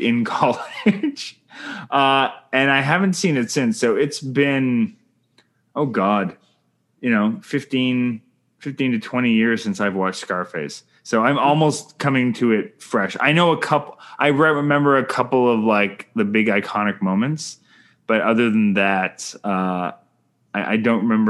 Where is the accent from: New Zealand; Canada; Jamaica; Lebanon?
Canada; I'm Canadian filmmaker